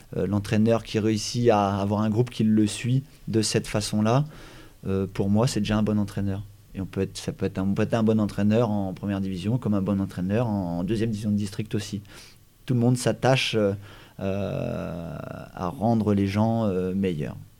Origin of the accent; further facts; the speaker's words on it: Brittany, France; also born or lived in Paimpol / Guingamp / Saint-Brieuc / Brest; moi, je suis breton, on est breton